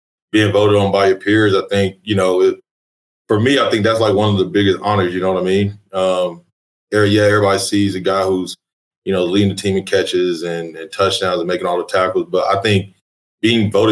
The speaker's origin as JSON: {"language": "English", "town": "League City", "region": "Texas", "country": "United States", "also_born_or_lived": "Canyon, Texas / Searcy, Arkansas", "moved": "as an adult", "lives_now": "Edmond, United States", "said": "I'm originally from League City, Texas, which is about south of Houston"}